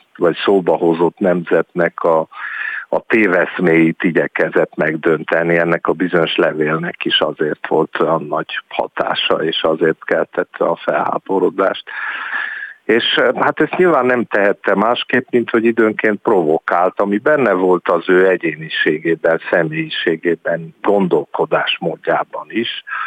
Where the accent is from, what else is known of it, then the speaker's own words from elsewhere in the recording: Cluj-Napoca, Cluj County, Romania; moved away; én Kolozsváron születtem, és éltem sokáig